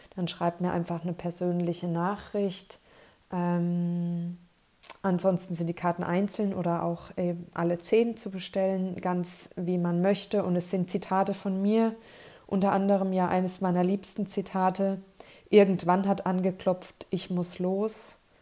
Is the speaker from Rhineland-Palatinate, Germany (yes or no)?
no; Kleinheubach, Bavaria, Germany; in Kleinheubach in meiner Heimat